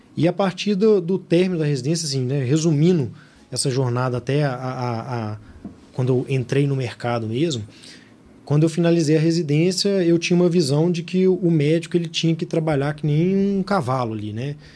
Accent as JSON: {"language": "Portuguese", "town": "Belo Horizonte", "region": "Minas Gerais", "country": "Brazil", "said": "Eu sou de Belo Horizonte, estudei em Belo Horizonte e por aqui fiquei."}